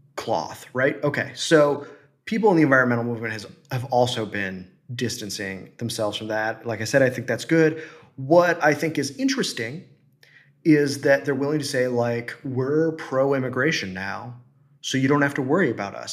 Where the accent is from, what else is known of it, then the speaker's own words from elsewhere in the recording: Midwest, United States; I'm from the Midwest.